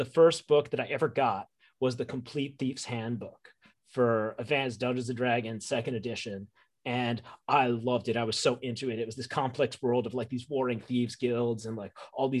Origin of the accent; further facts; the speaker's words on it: New York, United States; I grew up in New York. I grew up in the greater New York